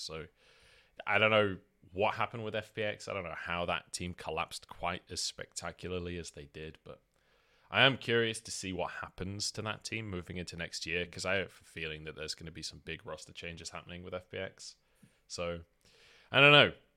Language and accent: English; United Kingdom; I'm British